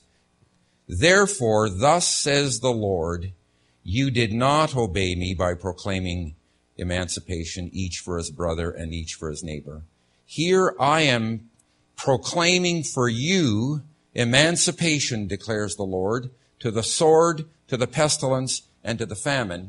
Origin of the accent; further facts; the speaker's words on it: Canada; moved away; as a Canadian